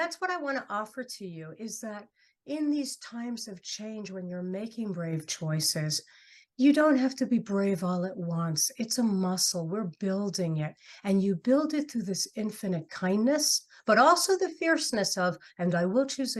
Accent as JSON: {"language": "English", "town": "New York City", "region": "New York", "country": "United States", "moved": "yes", "said": "I'm from New York City originally"}